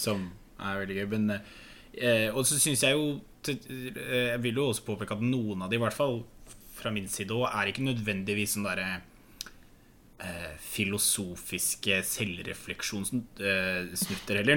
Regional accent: Norway; jeg er fra Distrikts-Norge

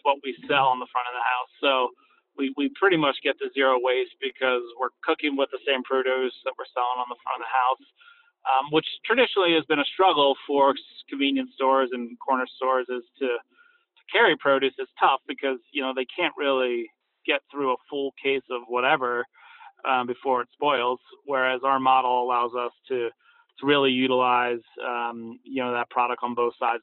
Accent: outside of Philadelphia, Pennsylvania, United States; moved away; also born or lived in Barcelona, Spain; I grew up outside of Philadelphia

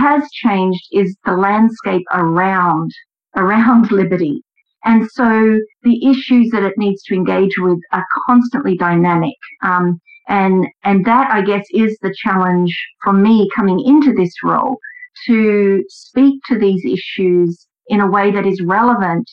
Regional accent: Australia; accent: Australian; moved away as an adult; now in United States; my accent is Australian

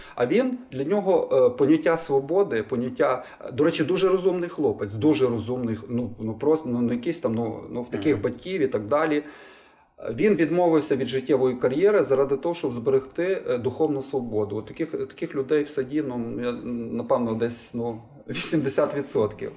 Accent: Lviv, Lviv Oblast, Ukraine; я народився у Львові і виріс у Львові.

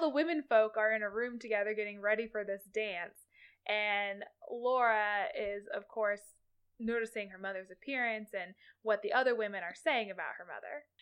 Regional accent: Kansas, United States; I grew up in Kansas. I did my entire public education in the state of Kansas.

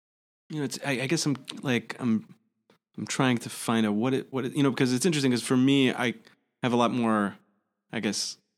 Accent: Highland Park, Illinois, United States; I'm from Helen Park.

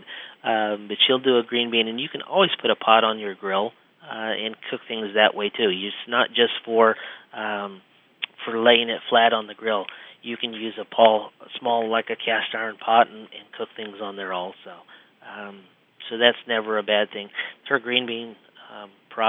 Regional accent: Midwest, United States; We grew up in the Midwest, so we are not natives of seafood

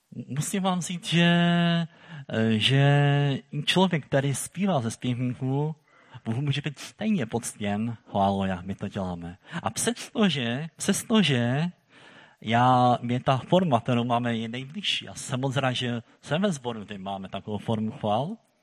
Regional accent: Silesia, Czechia; my tady u nás na Slezsku

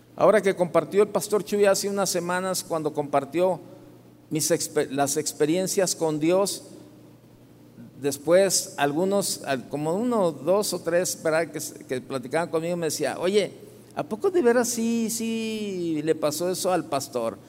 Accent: Guadalajara, Jalisco, Mexico; Soy de aquí de Guadalajara

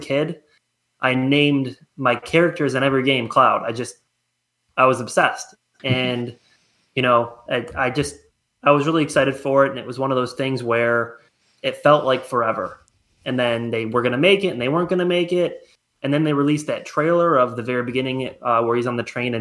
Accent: Attica, United States; I grew up in Attica.

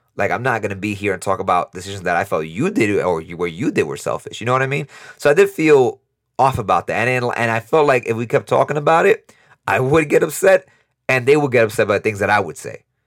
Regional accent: New York, United States; moved away as an adult; now in Costa Rica; we're both from New York, we both live in Costa Rica

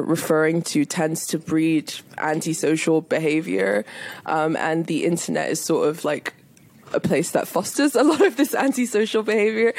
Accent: United Kingdom; here in the UK, at least when I was growing up

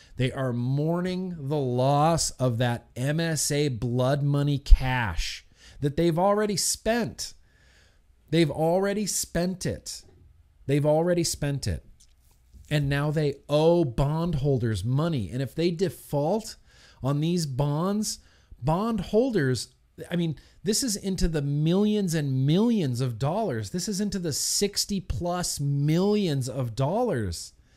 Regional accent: United States; as American citizens

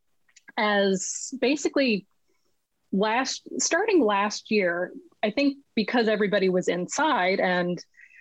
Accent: Los Angeles, California, United States; also born or lived in Vancouver, British Columbia; I'm originally from Los Angeles, and I am currently sitting in a chair in Vancouver, British Columbia.

